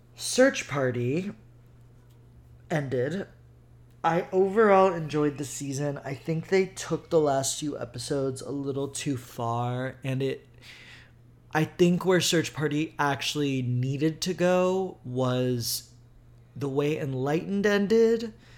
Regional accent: Houston, Texas, United States; also born or lived in Brooklyn, New York; now in New York, United States; I come from Houston, Texas, where the synagogues would literally get into deadlocked.

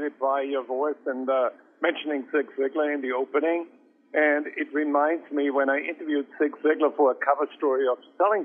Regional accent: Austria; moved away; I grew up in Austria, and my grandmother ran a country inn

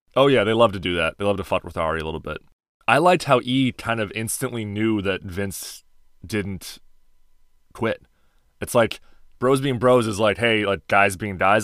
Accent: Chicago, Illinois, United States; moved away; Dialing in from my hometown of Chicago, Illinois

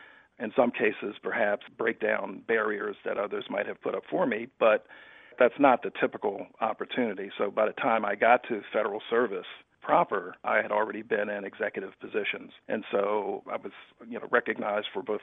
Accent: Philadelphia, Pennsylvania, United States; I grew up in Philadelphia

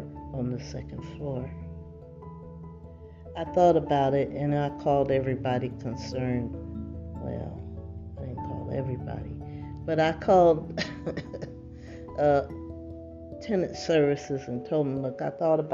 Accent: New Jersey, United States; now in California, United States; I'm not from California. I don't know if that makes a difference, but I'm from New Jersey

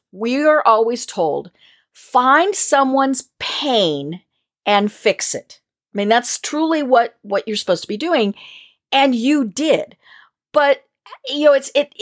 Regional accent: Colorado, United States; I come from Colorado

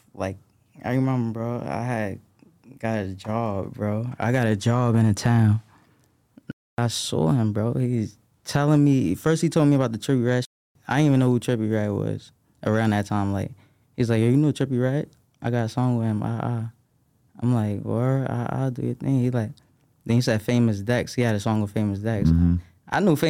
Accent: New York, United States; Like, that's regular in New York. Like, when you growing up in New York, bro, like, if you outside, if you in the streets, that's regular, bro.

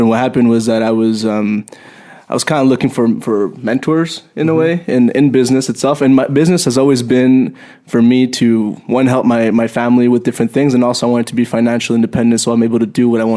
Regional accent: Montreal, Quebec, Canada; also born or lived in Mexico; after primary, I basically grew up in Montreal, Canada

